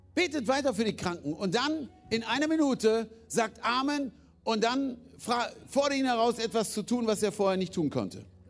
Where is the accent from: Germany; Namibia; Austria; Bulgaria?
Germany; Wir sind Deutsche.